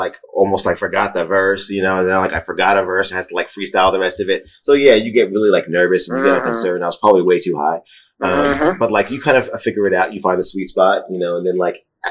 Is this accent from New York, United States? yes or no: yes; New York, United States; now in Portland, United States; I'm from New York